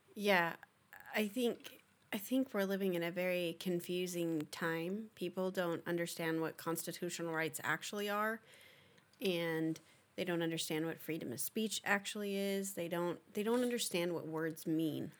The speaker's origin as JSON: {"language": "English", "country": "United States", "said": "being an American"}